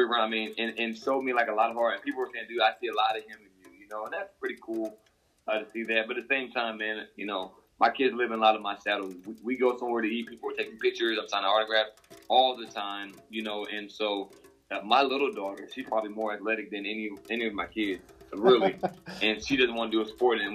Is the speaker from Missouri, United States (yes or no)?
yes; Joplin, Missouri, United States; from my hometown, Joplin, here in Joplin.